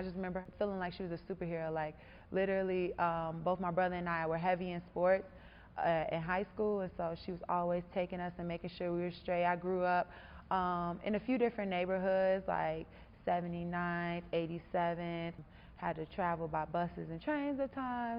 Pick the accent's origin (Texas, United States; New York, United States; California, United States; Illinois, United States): Illinois, United States; Chicago; I'm from Chicago, Illinois. Chi-Town girl. Southside, like a legitimate Southside, a legitimate Chicagoan. Went to Morgan Park High School and the University of Illinois. Growing up in Chicago